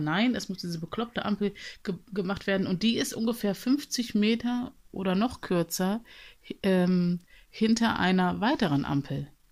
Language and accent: German; Germany; womit ich mich identifizierte als Deutsche